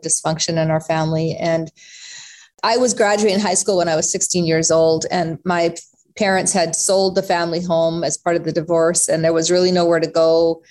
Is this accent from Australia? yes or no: no; Canada; also born or lived in South Africa; We came to Canada from South Africa when I was not quite 3 years old, Tony, and came here with literally nothing.